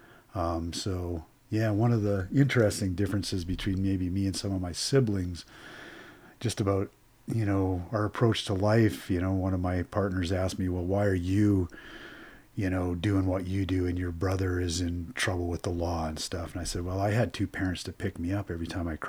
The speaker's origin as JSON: {"language": "English", "town": "Calgary", "region": "Alberta", "country": "Canada", "tie": "born or raised there", "also_born_or_lived": "Saskatchewan", "said": "I was born and raised in Calgary, Alberta, a little bit of time in Saskatchewan before I have memory"}